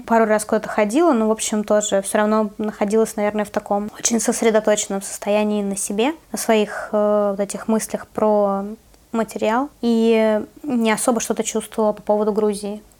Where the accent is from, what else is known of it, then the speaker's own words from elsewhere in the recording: Siberia, Russia; moved away as an adult; now in Tbilisi, Georgia; мы говорили из Сибири